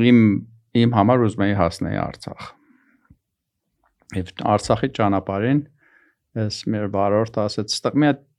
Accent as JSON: {"language": "Armenian", "country": "Iran", "tie": "born or raised there", "also_born_or_lived": "Armenia", "moved": "yes", "lives_now": "United States", "said": "Դե ես Պարսկաստանում եմ ծնվել մեծացի, բայց հիմա հիմնականում ինձ համարում եմ հայաստանցի։"}